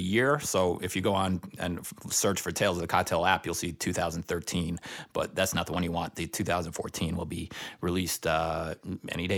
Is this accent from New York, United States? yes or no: yes; New York, United States; as a New Yorker